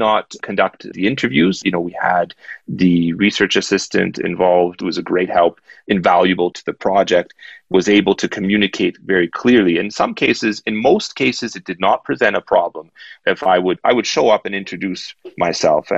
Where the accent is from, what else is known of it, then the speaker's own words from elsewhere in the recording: Canada; I'm a Canadian in Hong Kong